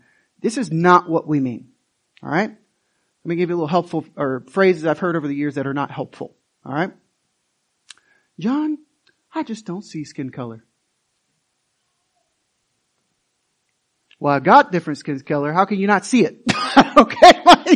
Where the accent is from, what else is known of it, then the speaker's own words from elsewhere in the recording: United States; I'm American.